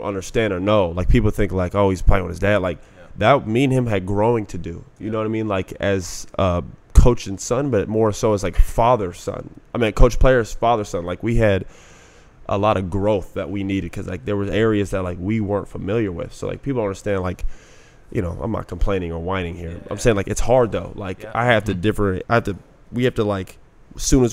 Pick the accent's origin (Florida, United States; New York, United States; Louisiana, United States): Florida, United States; Orlando; I grew up in Orlando